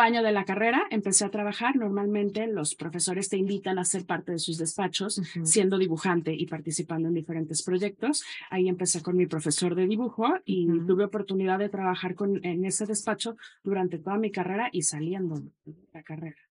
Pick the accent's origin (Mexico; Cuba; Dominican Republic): Mexico; Mexico City; moved away; also born or lived in Guadalajara / Montreal / Valparaíso; yo soy de la Ciudad de México